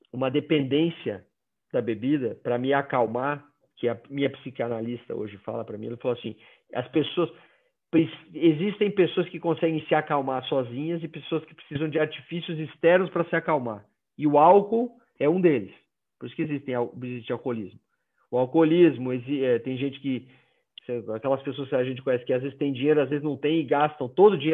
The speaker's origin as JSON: {"language": "Portuguese", "region": "Northeast Region", "country": "Brazil", "said": "Eu sou nordestino, então toda festa tinha bebida."}